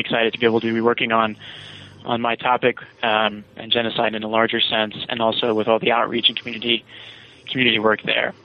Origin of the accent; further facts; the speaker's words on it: Virginia, United States; I'm from Virginia.